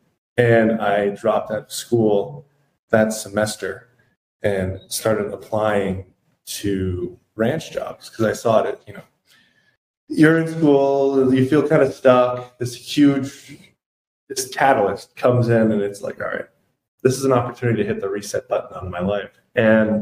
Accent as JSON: {"language": "English", "area": "Greenville County, Laurens County", "region": "Upstate South Carolina", "country": "United States", "tie": "born or raised there", "moved": "yes", "lives_now": "Los Angeles, United States", "said": "originally, I'm from South Carolina, growing up there in the upstate in Greenville County, Lawrence County area."}